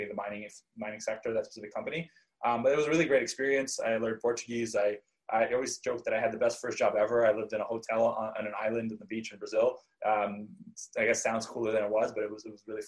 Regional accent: Vancouver, British Columbia, Canada; moved away as an adult; also born or lived in Krasnoyarsk, Russia / Israel / Ithaca, New York; I moved from Vancouver to Ithaca, New York

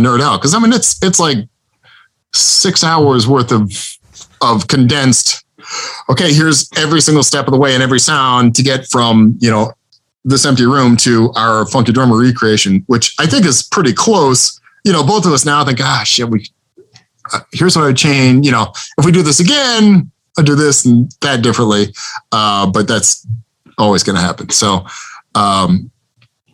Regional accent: Bloomington, Indiana, United States; moved away; I grew up in Bloomington, Indiana

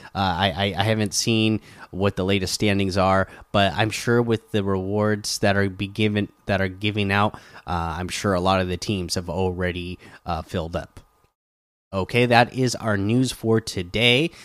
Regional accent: Oregon, United States; I grew up in Oregon

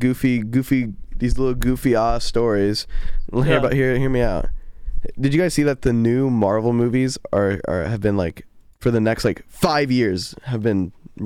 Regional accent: New York, United States; I'm from New York

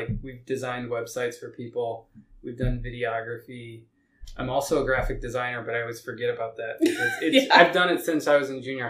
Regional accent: Indiana, United States; moved away as an adult; now in Louisiana, United States; We are from Indiana.

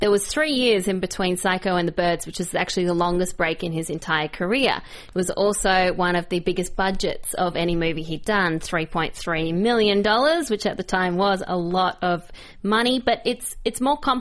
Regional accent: Australia; being Australian

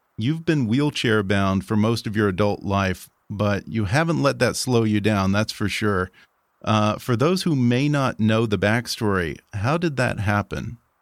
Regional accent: Texas, United States; my home state, the great state of Texas

